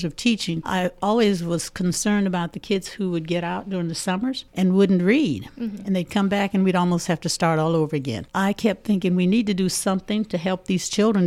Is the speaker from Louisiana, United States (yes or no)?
yes; Louisiana, United States; now in Muncie, United States; I am from Louisiana